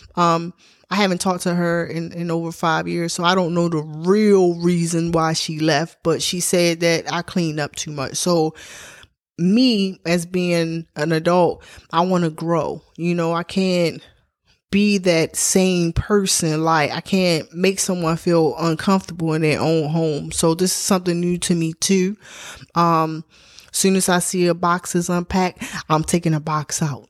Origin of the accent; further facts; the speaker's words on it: Baltimore, Maryland, United States; moved away as an adult; now in Atlanta, United States; I'm from Baltimore, Maryland, but I lived on the outskirts of Baltimore. I lived in the county. Um, I grew up Park Heights and Glenview town.